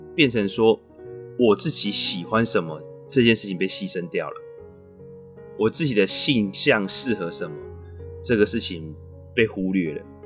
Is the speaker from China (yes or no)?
no; Taiwan; also born or lived in Canada; 我们台湾人